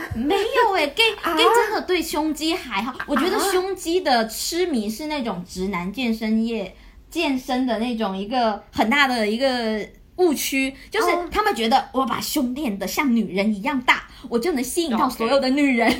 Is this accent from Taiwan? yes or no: no; Guangdong, China; 我是潮汕人嘛